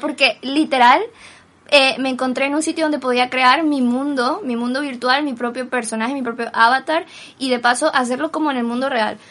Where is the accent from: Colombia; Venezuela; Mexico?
Venezuela; now in Spain; soy de Venezuela